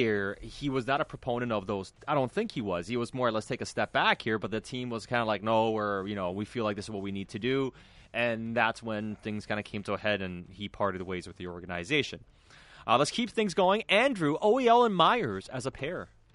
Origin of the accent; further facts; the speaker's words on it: North Vancouver, British Columbia, Canada; growing up in North Shore, there used to be a Burger King on Marine Drive